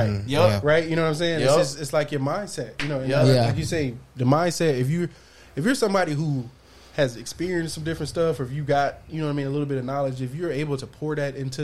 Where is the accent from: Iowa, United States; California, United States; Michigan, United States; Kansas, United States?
Michigan, United States; Detroit; I grew up in Detroit, inner city